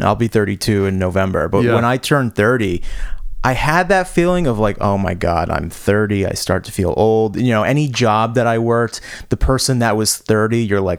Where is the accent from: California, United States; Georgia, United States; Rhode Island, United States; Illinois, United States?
Rhode Island, United States; my buddy Steve Aiello, who I grew up with in Rhode Island